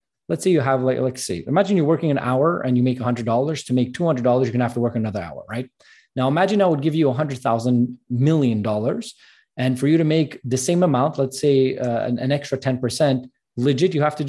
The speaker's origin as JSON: {"language": "English", "country": "Canada", "said": "I'm Armenian background from Canada"}